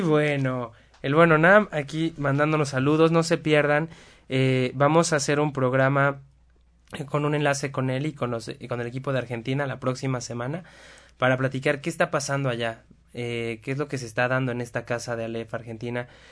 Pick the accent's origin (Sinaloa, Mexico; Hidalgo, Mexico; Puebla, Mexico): Puebla, Mexico; accent: cantadito; Somos poblanos, ¿qué le hacemos? Hablamos cantadito